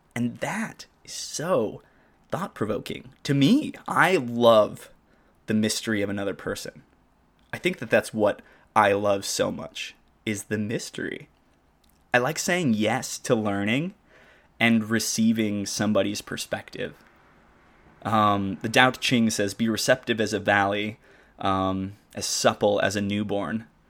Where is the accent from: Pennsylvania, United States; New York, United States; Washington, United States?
Washington, United States; Arlington; moved away; when I lived in my hometown in Washington, Arlington